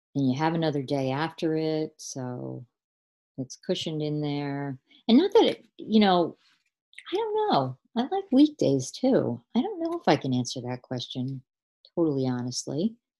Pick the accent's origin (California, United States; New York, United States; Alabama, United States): New York, United States; Long Island; now in St. Augustine, United States; born and raised on Long Island